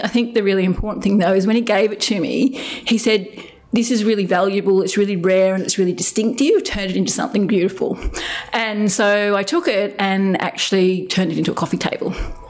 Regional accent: Papua New Guinea; And growing up in New Guinea, being the white freckly kid, I was constantly trying to fit in.

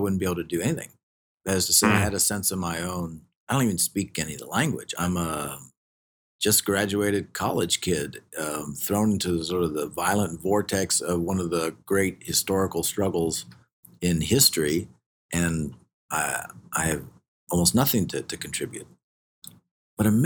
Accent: United States; I'm an American

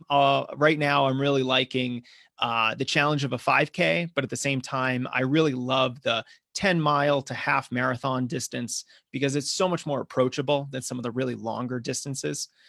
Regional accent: Massachusetts, United States; now in Denver, United States; I'm originally from the East Coast, grew up in Massachusetts, although now I'm running uh, here in Colorado. I live in Denver

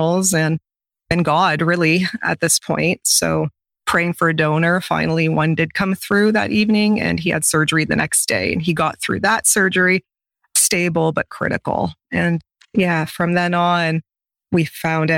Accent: a couple hours from London, Ontario, Canada; moved away as an adult; So I'm in London, Ontario, and he's going to have his transplant in the same city, which is a couple hours away from my hometown.

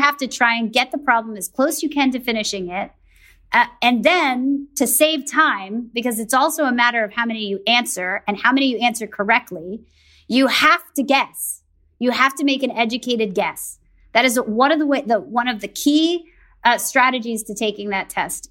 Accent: the New York area, United States; I grew up in the New York area

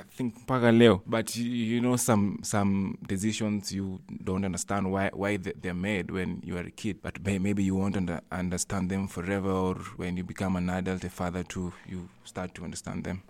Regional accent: Ndhiwa, Homa Bay County, Kenya; I was born in Ndiwa with my twin brother.

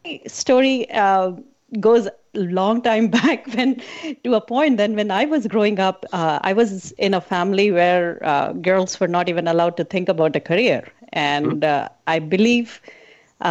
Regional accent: India; I was born in a very, I call it as a conservative family growing up in India

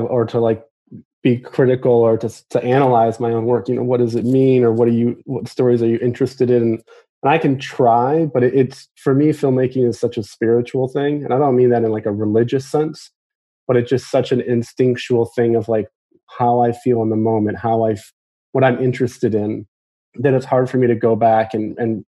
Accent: Michigan, United States; I'm from Michigan.

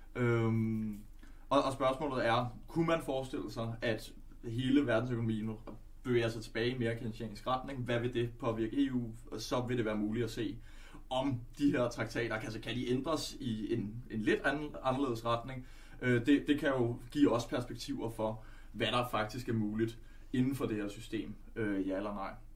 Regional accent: Denmark; also born or lived in Netherlands; jeg er, er født i Holland og opvokset her.

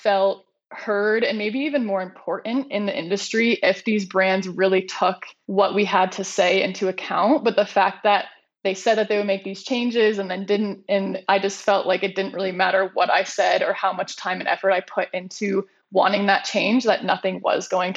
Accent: East Coast, United States; I grew up on the East Coast

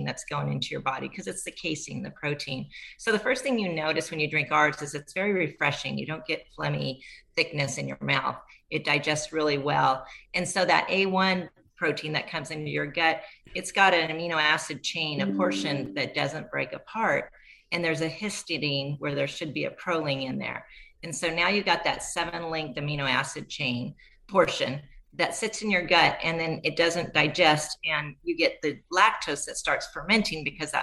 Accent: Southern California, United States; I'm from Southern California and met my love at Cal Poly San Luis Obispo, and we live on the northern coast of California, right on the Oregon border.

